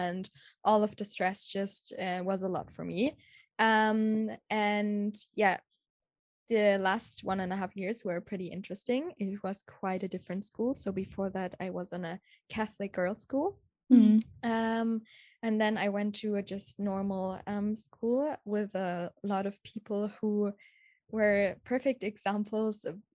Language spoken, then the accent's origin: English; Munich, Bavaria, Germany; moved away; I'm from Germany, from the beautiful city Munich